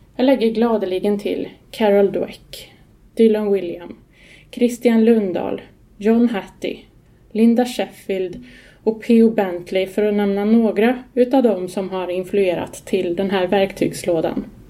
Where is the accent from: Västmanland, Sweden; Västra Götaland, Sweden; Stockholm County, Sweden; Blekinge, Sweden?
Västra Götaland, Sweden; Skara; Jag är uppväxt i Skara på 70-talet